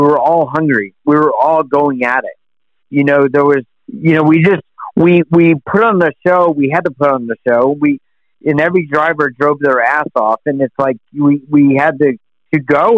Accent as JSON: {"language": "English", "country": "United States", "said": "being an American"}